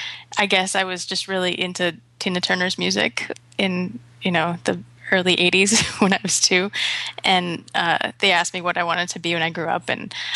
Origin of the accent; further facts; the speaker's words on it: Paris, Île-de-France, France; born there; And for the most part, I did spend my childhood overseas. I was born in Paris, France.